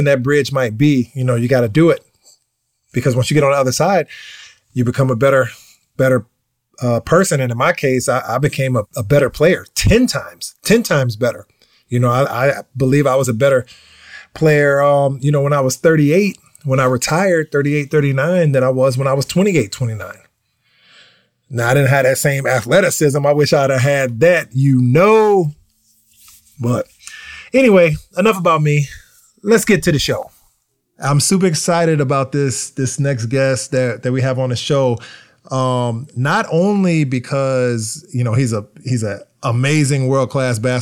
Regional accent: United States; being American and coming from America

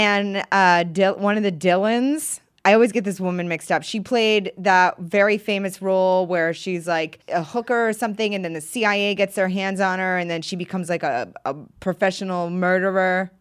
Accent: Maine, United States; now in New York, United States; I grew up in Maine

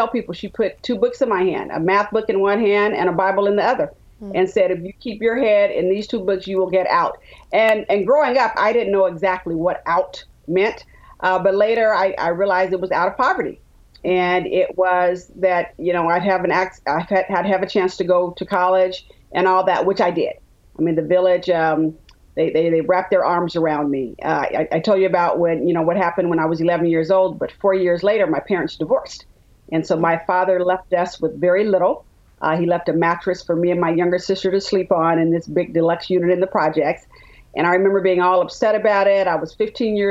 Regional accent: Richmond, California, United States; also born or lived in Birmingham, Alabama; Richmond, California, the San Francisco Bay Area.

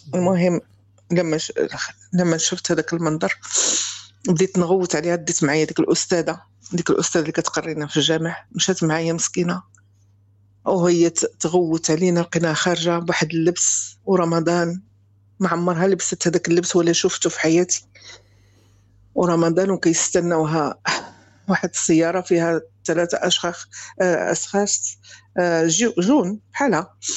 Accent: Morocco; moved away as an adult; also born or lived in Spain / France; أنا مغربية

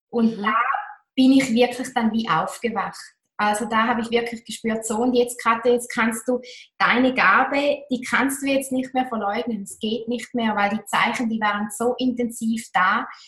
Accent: Toggenburg, St. Gallen, Switzerland; Ich war sehr bodenständig. Bin es noch heute. Ich bin aufgewachsen in Toggenburg in den Bergen

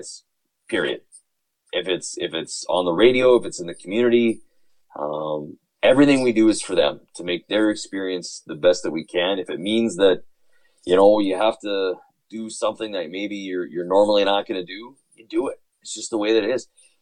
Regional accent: Winnipeg, Manitoba, Canada; moved away; I was from Winnipeg

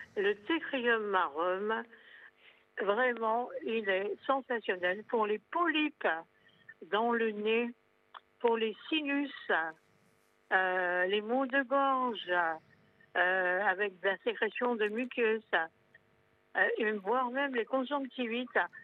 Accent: Corsica, France; chez nous en Corse

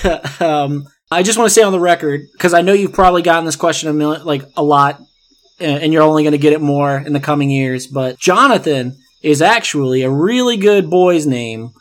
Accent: the South, United States; we're both from the South

